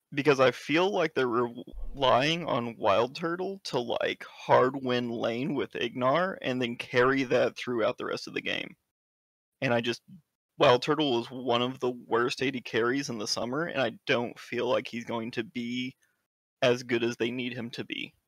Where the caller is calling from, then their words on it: River Valley, Arkansas, United States; calling from the Rivl-, River Valley in Arkansas.